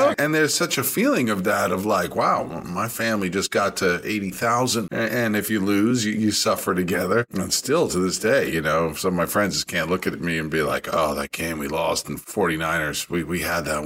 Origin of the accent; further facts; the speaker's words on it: New York, United States; moved away; growing up in New York